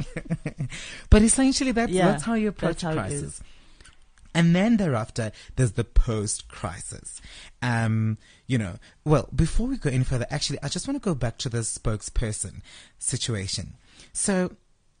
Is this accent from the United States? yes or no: no; South Africa; my tax money as a South African citizen paying tax